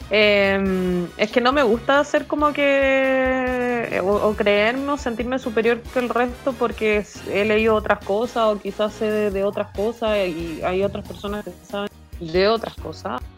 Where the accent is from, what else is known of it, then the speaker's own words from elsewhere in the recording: Chile; como chilenos